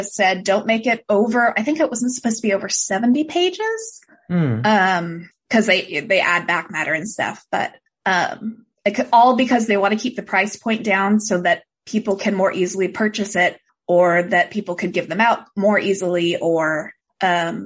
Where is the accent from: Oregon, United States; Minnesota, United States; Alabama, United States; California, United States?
Oregon, United States; Portland; I'm also from Portland originally